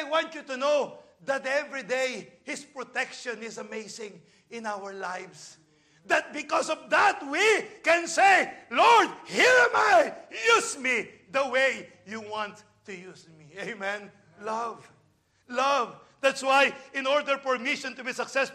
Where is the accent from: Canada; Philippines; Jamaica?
Philippines; now in United States; I'm a Filipino.